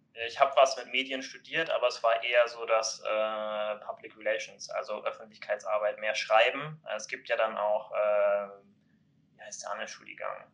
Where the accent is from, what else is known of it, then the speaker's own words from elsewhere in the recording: Kiel, Schleswig-Holstein, Germany; ich komme ja aus Kiel